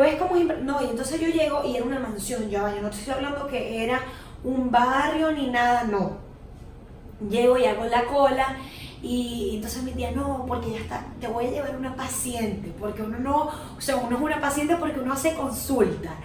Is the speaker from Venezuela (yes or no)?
yes; Venezuela; moved away; nada más soy venezolana